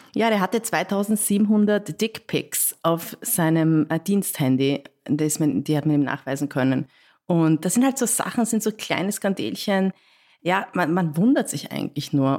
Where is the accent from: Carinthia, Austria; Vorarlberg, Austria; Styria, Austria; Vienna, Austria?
Vienna, Austria; ich komme aus Wien, habe ich gesagt, ich komme aus Wien